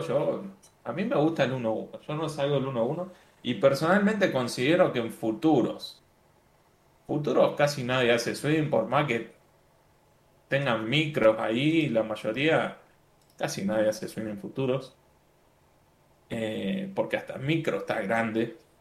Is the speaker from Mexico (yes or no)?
no; Argentina; now in Medellín, Colombia; soy argentino, ahora estoy viviendo en, en Medellín, Colombia